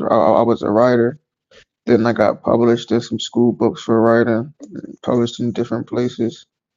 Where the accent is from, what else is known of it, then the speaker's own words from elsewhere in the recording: Chester, Pennsylvania, United States; I'm from Chester, Pennsylvania, right outside of Philly. That's Chester, Pennsylvania.